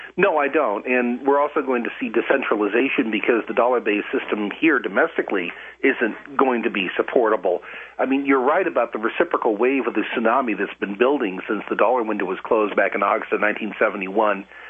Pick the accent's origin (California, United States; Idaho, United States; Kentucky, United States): Idaho, United States; moved away as an adult; also born or lived in Wisconsin; We moved back to my home state of Wisconsin, or from Wisconsin to my home state of, of, of Idaho in 2005.